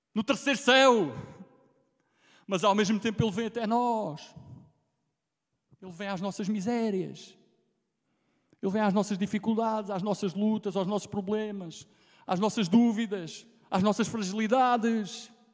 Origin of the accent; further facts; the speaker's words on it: Alentejo, Portugal; accent: Alentejano; minha pronúncia lentejana, porque eu vou mantê-la sempre